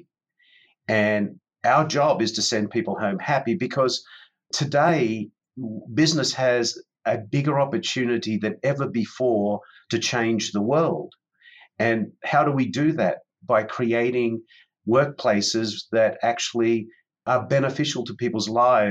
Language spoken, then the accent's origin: English; Sydney, New South Wales, Australia; moved away as an adult; now in San Diego, United States; Back in 1994, I moved from Sydney, Australia, which is my home, to San Diego